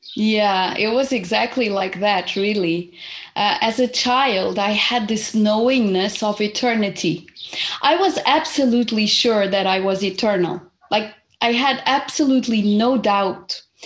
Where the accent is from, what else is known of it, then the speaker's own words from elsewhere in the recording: Portugal; also born or lived in Zimbabwe; I was born in Zimbabwe almost 49 years ago. And I happened to come to Portugal when I was eight because my family was originally Portuguese. And so my mom just came, brought me here